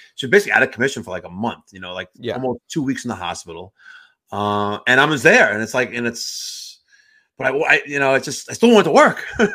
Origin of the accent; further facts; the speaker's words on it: New York, United States; I'm a New Yorker